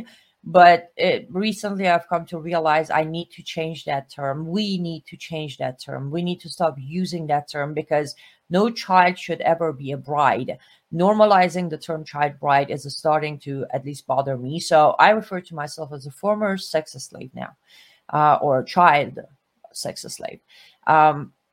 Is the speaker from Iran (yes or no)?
yes; Iran; now in United States; was born and raised in Iran after the Islamic Revolution